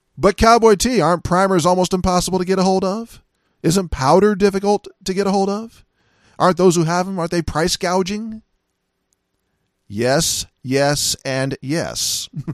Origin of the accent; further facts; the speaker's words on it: United States; as an American